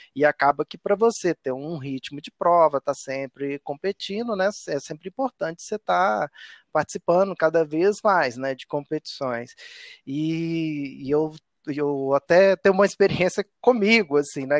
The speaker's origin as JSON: {"language": "Portuguese", "town": "Nova Lima", "region": "Minas Gerais", "country": "Brazil", "tie": "born or raised there", "said": "minha infância foi na década de 80, né? Então eu vivi a febre da, das BMX e como eu sou de Nova Lima e morava em Nova Lima"}